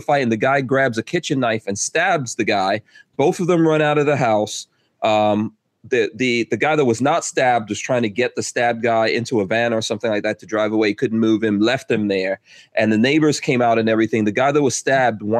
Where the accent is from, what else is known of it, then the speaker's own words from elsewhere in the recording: New York, United States; moved away as an adult; also born or lived in Guyana / New Jersey; I grew up in New York. She grew up in Maryland, and we met in New York, and we moved to New Jersey